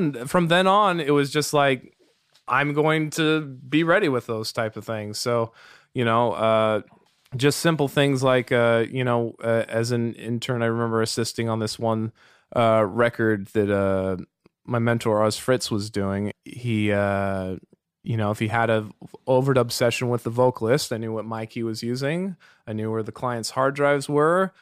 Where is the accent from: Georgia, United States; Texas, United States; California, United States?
California, United States; Walnut Creek; also born or lived in Berkeley, United States; now in Cotati, United States; I grew up in Walnut Creek